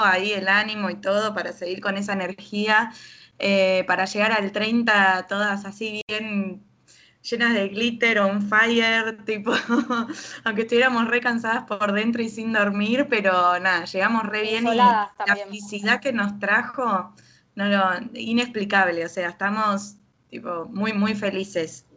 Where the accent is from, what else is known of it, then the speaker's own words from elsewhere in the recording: Buenos Aires, Argentina; me alejé de capital, yo que soy tan porteña